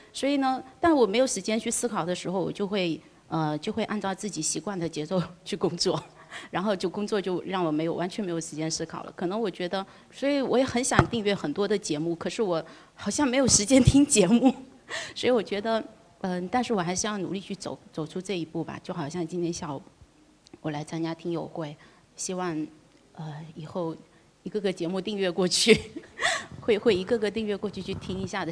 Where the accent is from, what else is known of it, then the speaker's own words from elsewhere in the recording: Fuqing, Fujian, China; 我来自福清。 呃，但是出生地不在福清